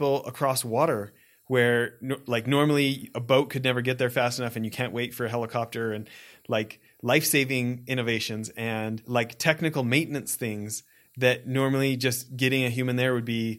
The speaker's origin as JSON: {"language": "English", "region": "Alberta", "country": "Canada", "tie": "born or raised there", "said": "I grew up in Alberta, Canada, in like out in the farmland kind of stuff"}